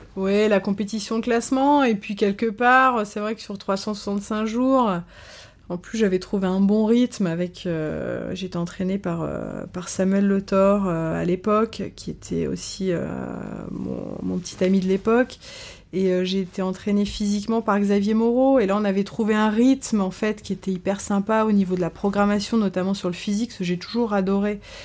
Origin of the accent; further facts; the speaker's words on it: France; also born or lived in Caen / Paris; quand on est français